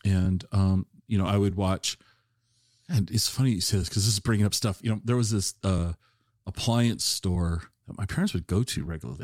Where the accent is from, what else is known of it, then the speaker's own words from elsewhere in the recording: Tacoma, Washington, United States; I, I grew up in Tacoma